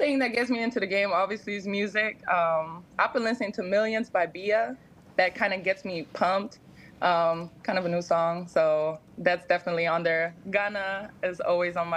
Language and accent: English; Germany; moved away; growing up in Germany, I didn't grow up around football